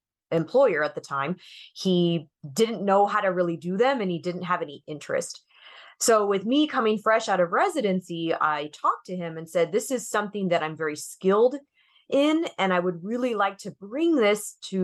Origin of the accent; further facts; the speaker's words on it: Arizona, United States; I moved back to my hometown in Arizona, and I just joined my childhood optometrist